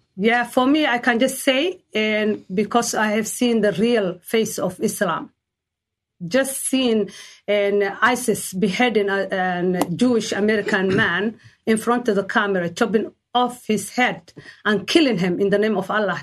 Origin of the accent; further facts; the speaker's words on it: Somalia; moved away; we come from Somalia, we are Somali people.